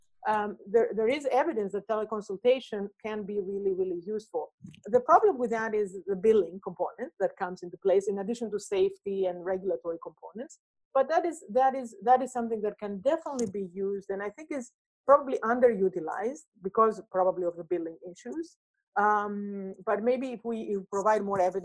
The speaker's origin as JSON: {"language": "English", "country": "Greece", "moved": "yes", "said": "my home country, Greece"}